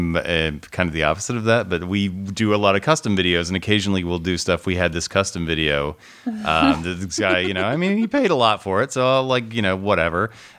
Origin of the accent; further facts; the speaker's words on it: Indiana, United States; accent: Chicago; also born or lived in Chicago; now in Los Angeles, United States; I just wonder because I grew up in Indiana, but then I lived in Chicago for 14 years, and I definitely have some Chicago accent in certain words. But then I've lived in LA for 12 years